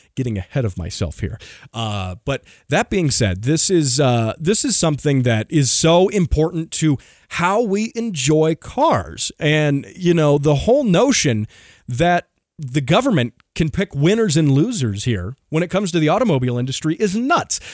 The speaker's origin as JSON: {"language": "English", "region": "Colorado", "country": "United States", "tie": "born or raised there", "said": "Colorado, my home state"}